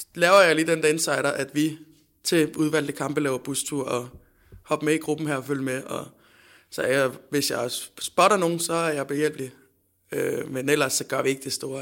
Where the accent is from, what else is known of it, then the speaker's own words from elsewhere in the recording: Fredericia, Southern Denmark, Denmark; moved away; jeg er fra Fredericia oprindeligt